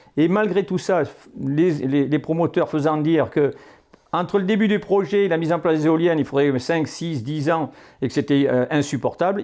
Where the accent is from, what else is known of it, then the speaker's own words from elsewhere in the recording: Poitou-Charentes, Nouvelle-Aquitaine, France; ma région d'origine, sur la partie Poitou-Charentes